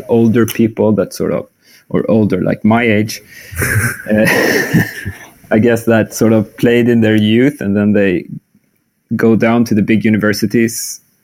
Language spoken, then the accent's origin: English; Skövde, Västra Götaland, Sweden; also born or lived in Lund; now in Malmö, Sweden; I grew up in Skövde, but I was born in Lund, actually.